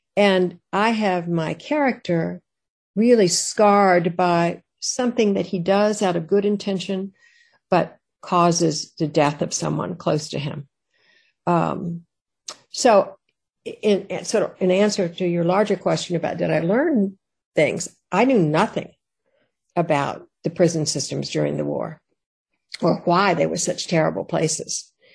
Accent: Richmond, Virginia, United States; I was born in Richmond

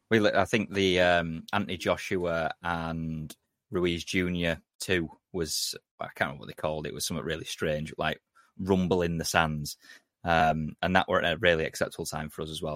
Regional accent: England, United Kingdom; we're, we're British fans or English fans.

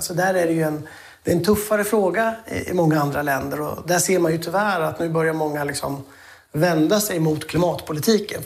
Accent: Sweden; vi svenskar

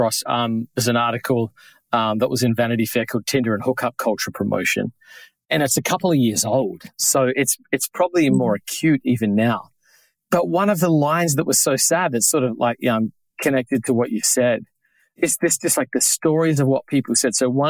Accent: New York, United States; particularly growing up in New York

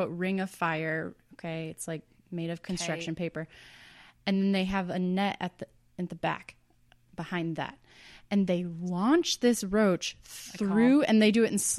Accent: near Sibley, Iowa, United States; moved away; Sibley, Iowa is 40 minutes away from my hometown. 35 miles.

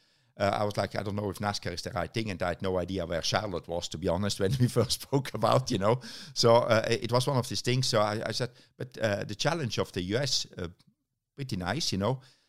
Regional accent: Germany; now in United Kingdom; Germany, actually. You know, it's very strange because the DTM team was only 2.5 hours drive from my hometown, but I stayed living in the UK.

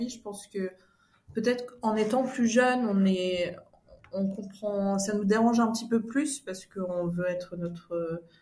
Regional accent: Switzerland; j'ai fait des études en communication, on a grandi en Suisse.

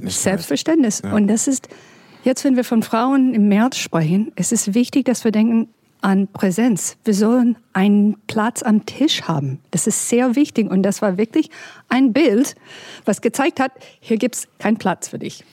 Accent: United States; German is a second language; now in Berlin, Germany; ich bin ein bisschen damit geboren als Amerikanerin

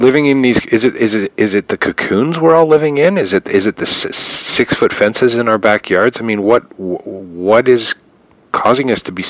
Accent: Canada; as a Canadian

